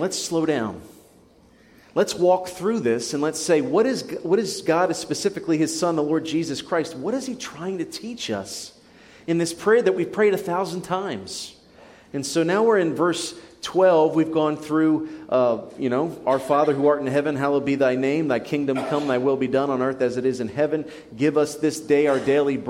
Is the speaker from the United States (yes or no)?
yes; United States; we're American.